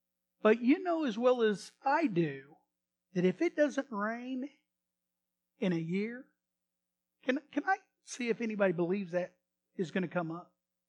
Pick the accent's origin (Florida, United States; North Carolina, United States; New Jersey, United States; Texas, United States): Texas, United States; anyway, we're ranchers, cowboys. Always love going out of the area, and we're from Texas.